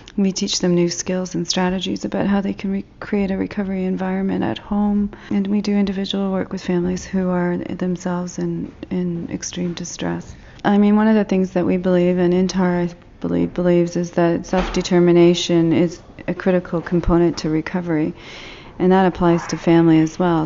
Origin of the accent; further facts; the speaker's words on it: Toronto, Ontario, Canada; I'm from Toronto, Canada